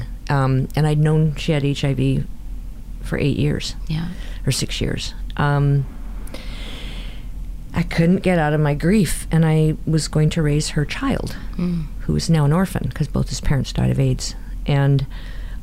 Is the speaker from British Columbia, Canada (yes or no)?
yes; Burnaby, British Columbia, Canada; We grew up in Burnaby